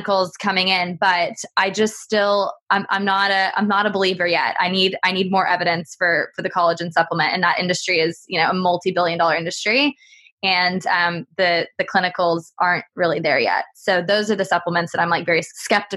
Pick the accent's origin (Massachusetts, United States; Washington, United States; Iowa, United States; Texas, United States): Texas, United States; now in United Kingdom; I'm from Texas